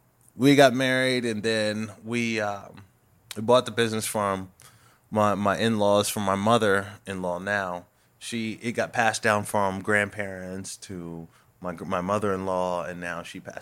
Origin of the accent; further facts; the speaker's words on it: Harrisburg, Pennsylvania, United States; Again, I come from Harrisburg. It's a real city.